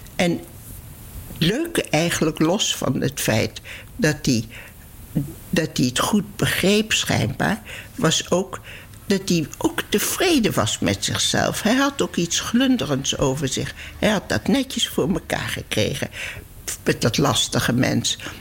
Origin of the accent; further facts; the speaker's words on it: Netherlands; moved away; also born or lived in Palestine; ik ben geen Duitse ik ben een Nederlandse